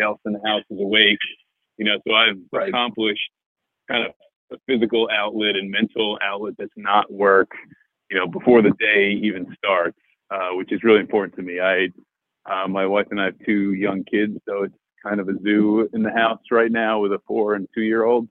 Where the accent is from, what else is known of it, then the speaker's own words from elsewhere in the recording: New Jersey, United States; I interned at a mutual fund close to where I grew up in New Jersey